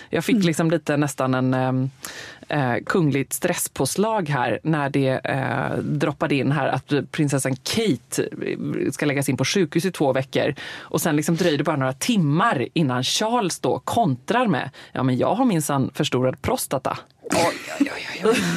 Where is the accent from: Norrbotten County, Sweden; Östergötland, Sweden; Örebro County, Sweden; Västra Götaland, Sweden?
Västra Götaland, Sweden; Gothenburg; moved away as an adult